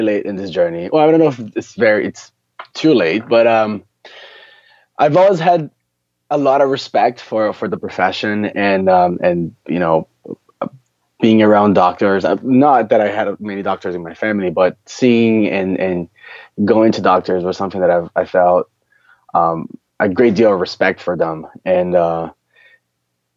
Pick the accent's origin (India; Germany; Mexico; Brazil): Brazil; moved away as an adult; also born or lived in São Paulo; now in New York City, United States; I grew up in Brazil